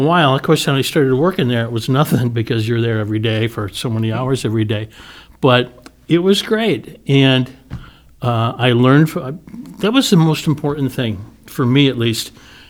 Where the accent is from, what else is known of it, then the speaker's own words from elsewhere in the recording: Lombard, Illinois, United States; also born or lived in Westchester, Illinois; And then we moved to Lombard. Okay. And I grew up in Lombard, junior high and high school.